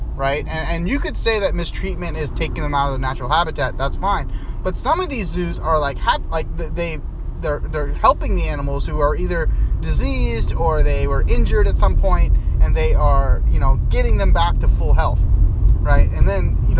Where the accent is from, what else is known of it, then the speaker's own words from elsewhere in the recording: Northern Virginia, United States; now in Seattle, United States; I grew up in Northern Virginia.